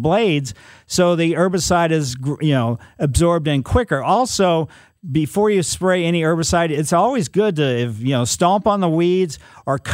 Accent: Ellisville, United States; Growing up in Ellisville, there was all kinds of black raspberries all over the place

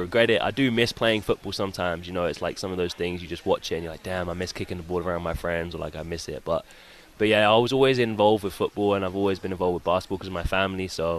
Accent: London, United Kingdom; moved away as an adult; I was from London, basically South London, Worthing area.

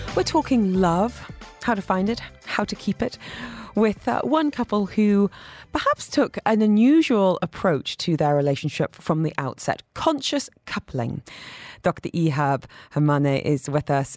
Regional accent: United Kingdom; moved away; as a British person

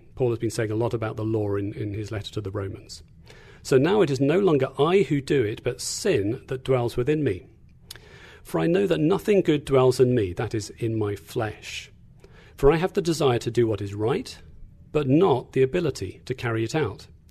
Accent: England, United Kingdom; moved away as an adult; also born or lived in Tanzania / Kentucky; now in Indiana, United States; I'm from England, not Australia, as sometimes people like to think. Uh, so grew up in, uh, in England

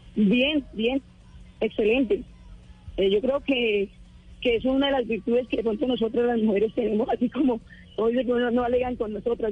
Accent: La Dorada, Caldas, Colombia; now in Valledupar, Colombia; Yo nací en Caldas, en Dorada Caldas, caldense. Pero ya hace mucho rato estoy en Valledupar.

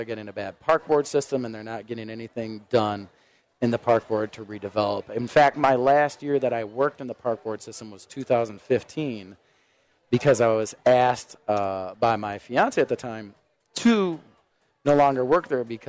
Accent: Minneapolis, Minnesota, United States; I grew up in North Minneapolis

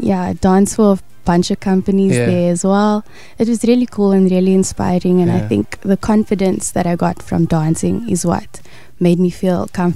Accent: Cape Town, Western Cape, South Africa; also born or lived in Parow; I'm originally from Bishop Leivas.

